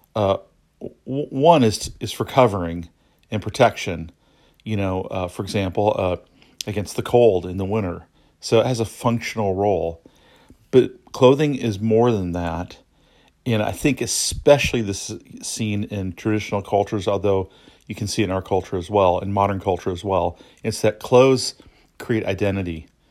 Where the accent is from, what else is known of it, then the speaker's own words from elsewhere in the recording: United States; I'm an American citizen. I grew up in the United States